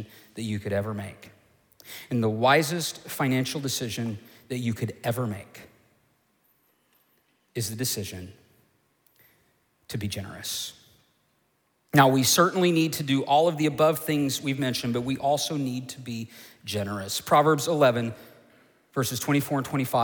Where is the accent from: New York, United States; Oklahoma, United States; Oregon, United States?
Oklahoma, United States; the church I grew up in Oklahoma